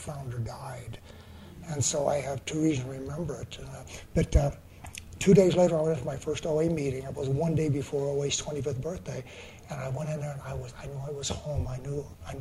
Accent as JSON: {"language": "English", "town": "San Diego", "region": "California", "country": "United States", "said": "I'm from San Diego"}